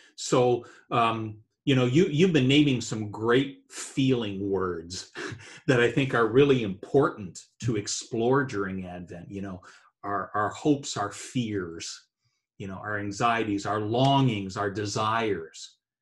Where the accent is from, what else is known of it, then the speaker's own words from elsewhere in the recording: New Brunswick, Canada; I was brought up in Eastern Canada, uh, the province of New Brunswick, uh, wow. uh, is where I grew up